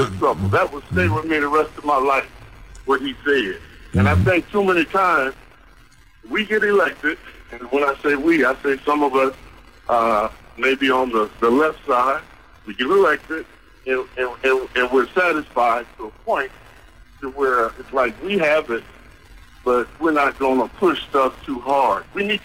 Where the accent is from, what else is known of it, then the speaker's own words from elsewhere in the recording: Dallas, Texas, United States; I'm from the Dallas area